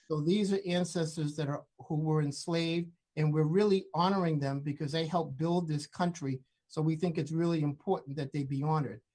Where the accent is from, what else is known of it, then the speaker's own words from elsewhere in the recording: the North, United States; growing up in the North